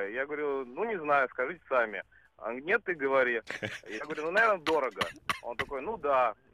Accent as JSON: {"language": "Russian", "region": "Saint Petersburg", "country": "Russia"}